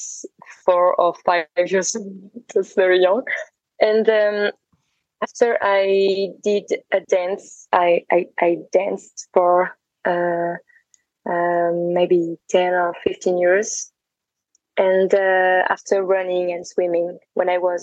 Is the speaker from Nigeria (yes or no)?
no; France; also born or lived in Paris; I grew up in France, and I was in Paris for a while, and now I'm traveling.